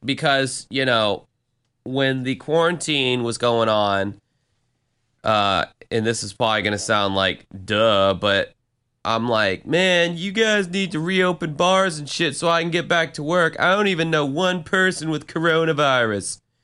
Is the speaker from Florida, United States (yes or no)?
yes; Florida, United States; first language English; my home state of Florida